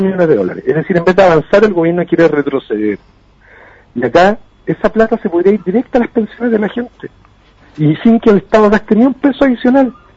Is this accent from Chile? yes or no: yes; Chile; nosotros como chilenos